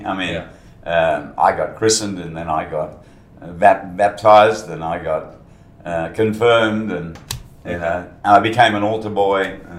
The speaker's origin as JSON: {"language": "English", "town": "Guildford", "region": "Western Australia", "country": "Australia", "tie": "born or raised there", "also_born_or_lived": "Colombo, Sri Lanka / London", "said": "We established ourselves in Guildford."}